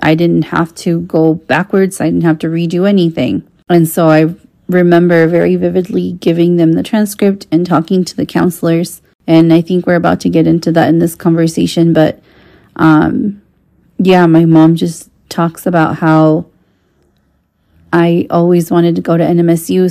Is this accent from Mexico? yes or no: yes; Mexico; first language Spanish; English is a second language; moved away as an adult; now in United States; I grew up in Mexico